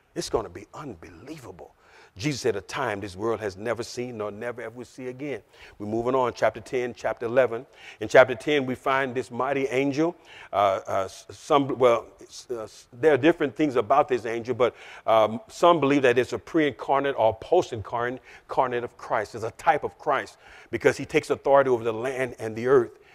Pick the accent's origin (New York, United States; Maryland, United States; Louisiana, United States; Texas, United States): Louisiana, United States; I'm a Southern boy. I'm, I'm, I'm from Louisiana